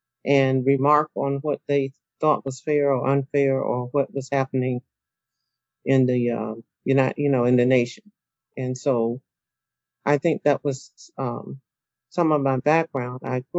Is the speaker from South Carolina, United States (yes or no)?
yes; Simpsonville, South Carolina, United States; born there; I was born in Simpsonville, South Carolina. And just recently found out that there was a school named after one of my relatives there.